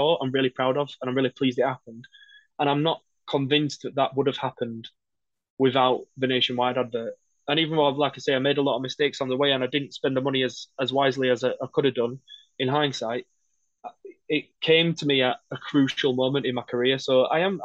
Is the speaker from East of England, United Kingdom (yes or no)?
no; Wakefield, Yorkshire and the Humber, United Kingdom; I'm from Wakefield